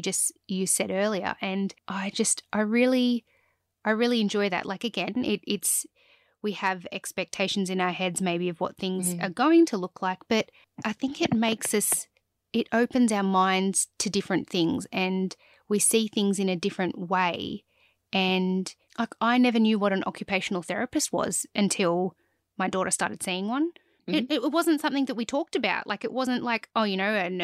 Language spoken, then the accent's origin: English; Cobar, New South Wales, Australia; I grew up in Cobar and we had, you know, a couple of thousand people